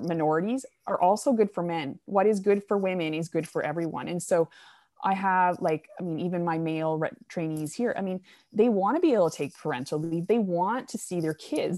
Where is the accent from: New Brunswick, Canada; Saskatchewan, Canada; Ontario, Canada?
New Brunswick, Canada; moved away as an adult; also born or lived in Alberta; So I'm Canadian. Um, I grew up in Eastern Canada in a province called New Brunswick, so right above Maine, and, uh, grew up on a farm